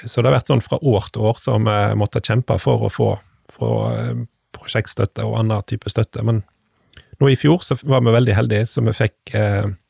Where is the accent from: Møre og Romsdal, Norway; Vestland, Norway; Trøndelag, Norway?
Vestland, Norway; Stord; born or raised there